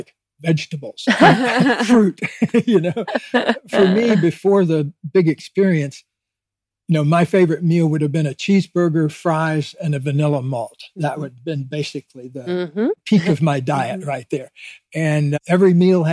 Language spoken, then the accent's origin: English; Deep South, United States; born or raised there